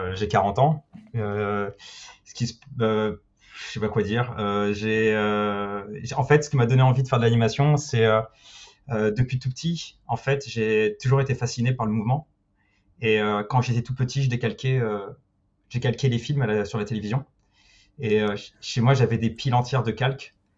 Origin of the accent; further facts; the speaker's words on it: Paris, Île-de-France, France; moved away as an adult; also born or lived in Australia / Luxembourg / England / Spain; en tant que Parisien